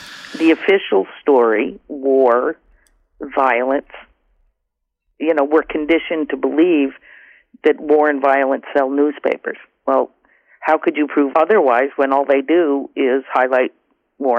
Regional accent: Vermont, United States; There's a 350 Vermont in my home state that I participate

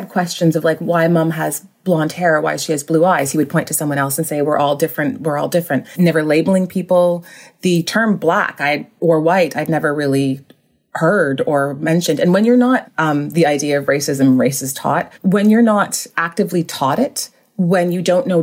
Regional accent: Whitby, Ontario, Canada; also born or lived in Vancouver / Montreal; I grew up in Vancouver until I was around seven and then moved to Ontario

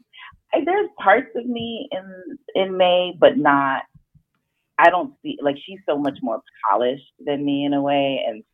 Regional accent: Jamaica; Like, I'm Jamaican, so I just think, when I think of my aunt talking and my grandmother

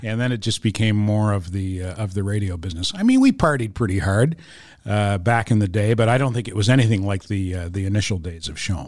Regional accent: Fredericton, New Brunswick, Canada; now in Montreal, Canada; my exposure to French growing up in Fredericton, New Brunswick

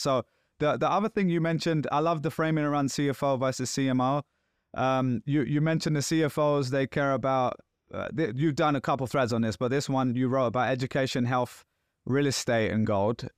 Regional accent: Pakistan; moved away; being Pakistani

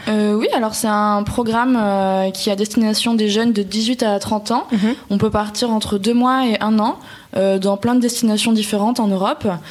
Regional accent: France; quand on est français

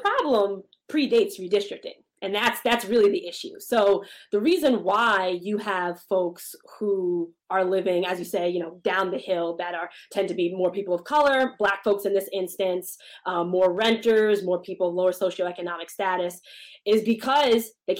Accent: Montclair, New Jersey, United States; also born or lived in New Brunswick, New Jersey / Newark, New Jersey; I've lived in Montclair literally all my life

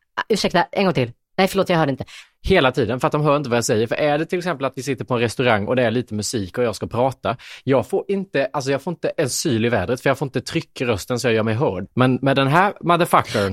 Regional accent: Småland, Sweden; accent: Småländska; jag har dysfunktionell småländska

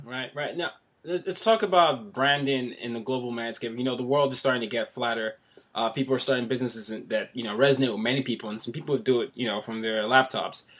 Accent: Nigeria; now in New York City, United States; I'm Nigerian, so you know right. I'm, I'm a foreigner living in New York City

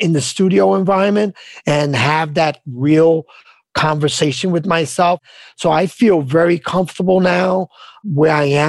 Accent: New York, United States; I grew up on the Lower East Side

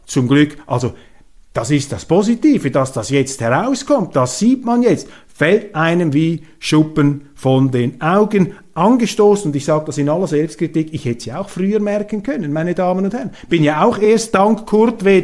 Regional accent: Switzerland; als Schweizer

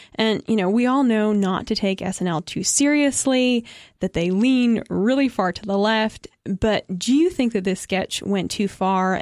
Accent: United States; as an American

